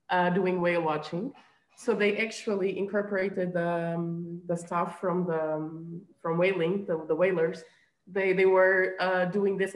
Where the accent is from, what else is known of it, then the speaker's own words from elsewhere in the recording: Azores, Portugal; also born or lived in Belgium; I'm from the Azores. Um, uh, you know, I grew just by the ocean